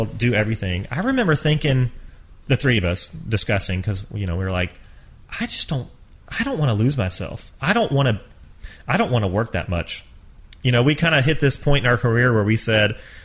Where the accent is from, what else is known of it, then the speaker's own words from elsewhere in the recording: Georgia, United States; I grew up in Georgia